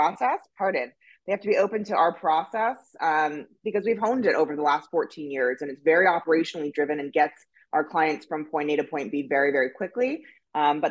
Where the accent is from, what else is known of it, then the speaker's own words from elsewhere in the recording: Los Angeles, California, United States; from Laurel Canyon. That's how L-A-O-G I am. So Los Angeles, California, born and bred.